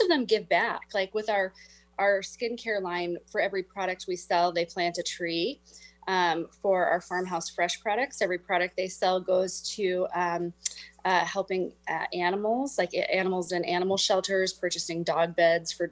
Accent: Midwest, United States; now in Whidbey Island, United States; I grew up in the Midwest

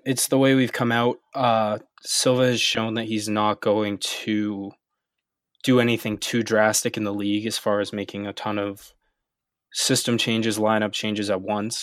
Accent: United States; as American fans

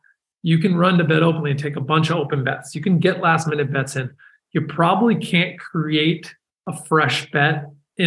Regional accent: San Francisco, California, United States; I'm from San Francisco

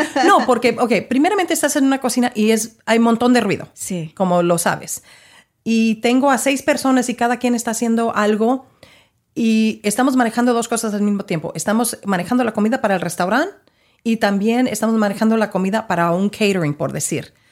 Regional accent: Mexico; now in Dallas, United States; nosotros como, como mexicanos

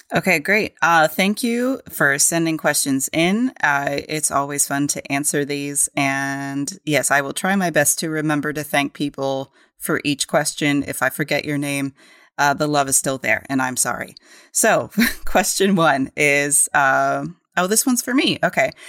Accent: New Mexico, United States; we grew up in New Mexico

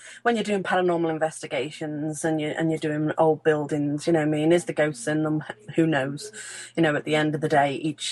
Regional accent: Ellesmere Port, North West England, United Kingdom; I'm from Cheshire

